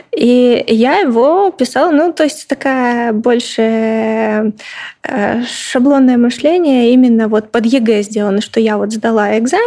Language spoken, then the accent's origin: Russian; Stary Oskol, Belgorod Oblast, Russia; moved away as an adult; also born or lived in Saint Petersburg; Я родилась сама в Старом Осколе